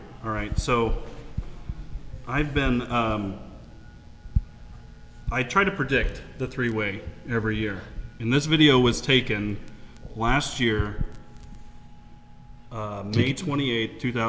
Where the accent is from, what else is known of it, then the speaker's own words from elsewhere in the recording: East Coast, United States; I didn't even know about Fort George because I came from the East Coast